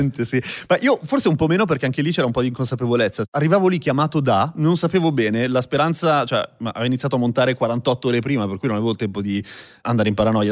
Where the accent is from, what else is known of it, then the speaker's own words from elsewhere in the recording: Milan, Lombardy, Italy; allora sono nato a Milano, però sono nato da genitori cileni che sono arrivati qua nel 75